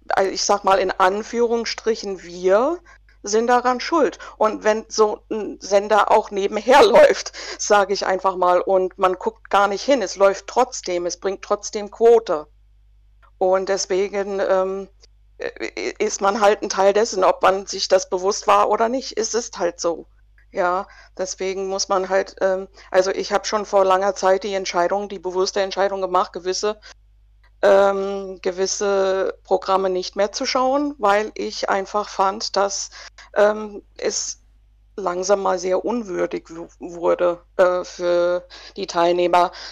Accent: United States; 46 Jahre, ähm, war schon einige Male hier, von daher kennen mich viele. Ich habe meine Kindheit in den USA verbracht.

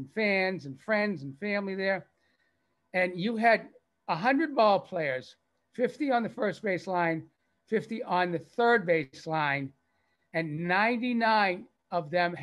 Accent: Lexington, Massachusetts, United States; I grew up in Lexington, Mass, you know, historic Lexington, Mass

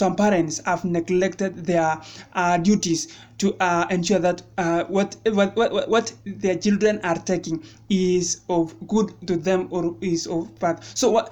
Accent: Kenya; in our country, Kenya

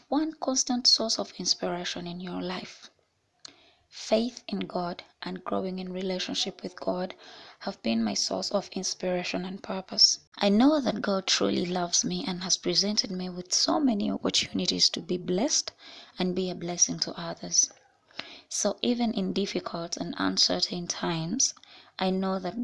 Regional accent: Kampala, Central Region, Uganda; I was born and raised in Kampala.

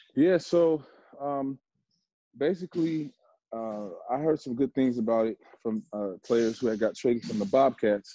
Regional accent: Chicago, Illinois, United States; I'm from Chicago area, you know, then move to the, the, suburbs

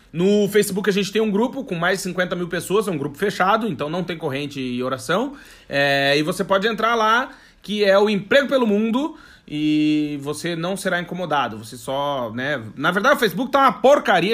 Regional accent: Brazil; moved away as an adult; now in Portugal; mas eu sou brasileiro, né? Eu não sou português

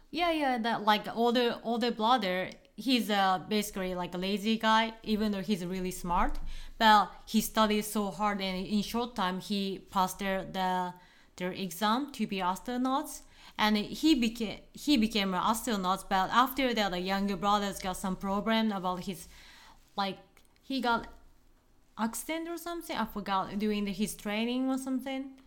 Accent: Fukuoka, Japan; I'm from Fukuoka.

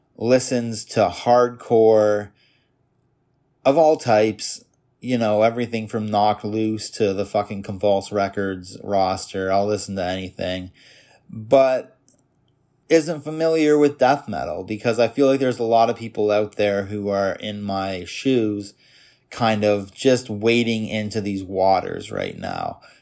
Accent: Toronto, Ontario, Canada; I was born in Canada, Toronto, Canada in nineteen ninety-one. Grew up in the suburbs of Toronto for the first eighteen years of my life

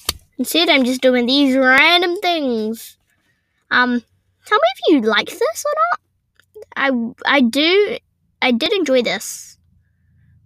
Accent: New Zealand; I'm a Kiwi

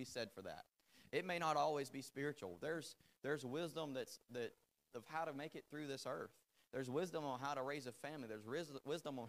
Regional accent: the South, United States; first language English; I was born in South in America where we say yes ma'am whether you're married or not.

